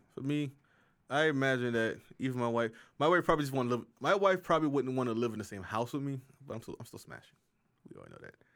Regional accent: South Carolina, United States; South Carolina's a state, a school in my home state.

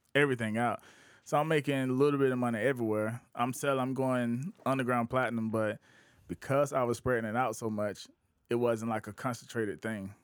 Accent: outside of Columbia, South Carolina, United States; also born or lived in Augusta, Georgia; I'm from outside of Columbia

